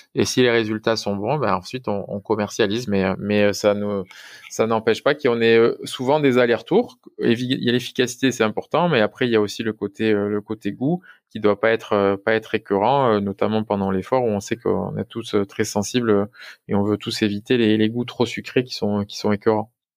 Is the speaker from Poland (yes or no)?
no; France; nous en tant que Français